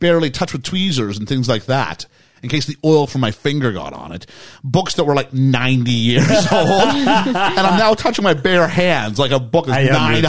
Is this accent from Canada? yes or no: yes; Canada; Growing up in Canada